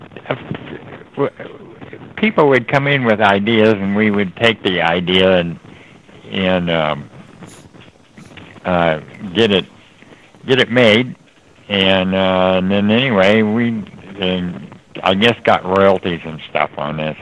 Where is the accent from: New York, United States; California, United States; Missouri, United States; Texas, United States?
California, United States; Los Angeles; I grew up here in Los Angeles.